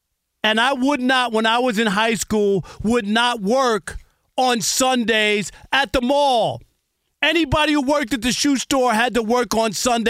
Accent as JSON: {"language": "English", "town": "New York City", "region": "New York", "country": "United States", "tie": "born or raised there", "said": "You know I grew up in New York, right? I grew up in Jamaica, Queens."}